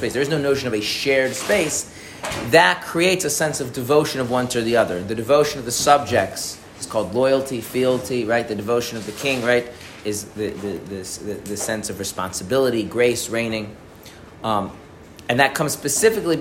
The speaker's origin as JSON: {"language": "English", "country": "United States", "said": "as an American"}